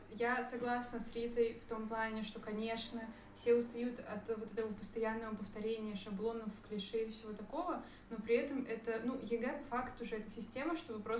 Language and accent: Russian; Moscow, Russia; А сейчас я из Москвы